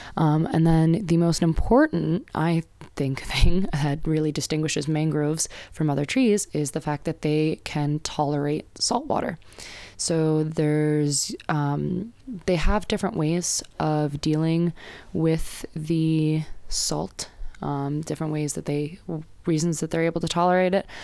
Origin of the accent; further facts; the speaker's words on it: United States; I'm an American